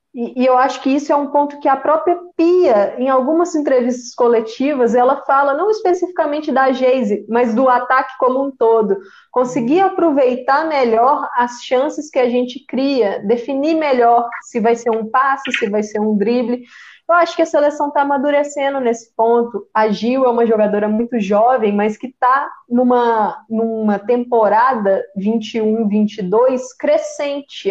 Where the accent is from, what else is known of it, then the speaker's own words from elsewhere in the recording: Belo Horizonte, Minas Gerais, Brazil; eu sou de Belo Horizonte